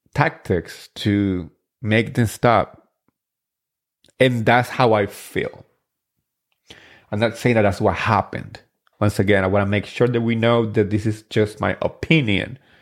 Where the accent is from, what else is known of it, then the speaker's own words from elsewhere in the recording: New Jersey, United States; I'm from Jersey